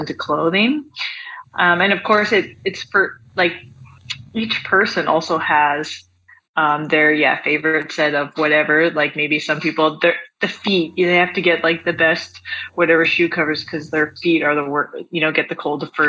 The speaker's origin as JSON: {"language": "English", "region": "Alberta", "country": "Canada", "tie": "born or raised there", "also_born_or_lived": "Spain", "moved": "as an adult", "lives_now": "Vancouver, Canada", "said": "where I grew up in Alberta"}